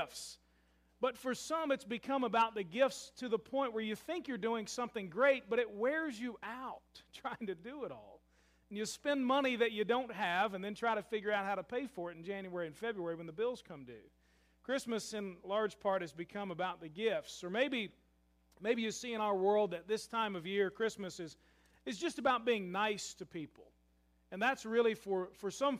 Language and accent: English; Louisville, Kentucky, United States; I love my hometown of Louisville, Kentucky